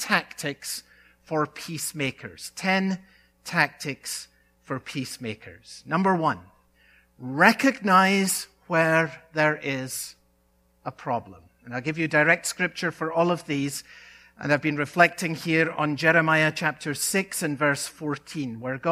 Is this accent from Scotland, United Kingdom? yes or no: yes; Scotland, United Kingdom; a boy growing up in Scotland